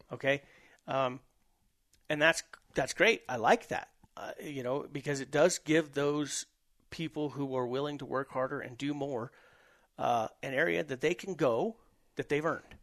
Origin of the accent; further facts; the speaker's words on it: New Mexico, United States; I'm from New Mexico